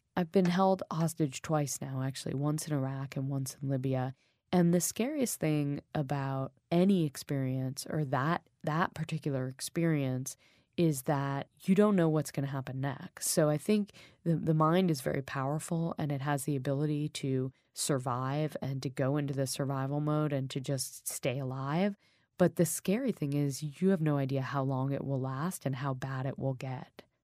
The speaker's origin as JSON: {"language": "English", "country": "United States", "tie": "born or raised there", "also_born_or_lived": "New York", "moved": "as an adult", "lives_now": "London, United Kingdom", "said": "I grew up in America. I live in a peaceful place right now. I live in London."}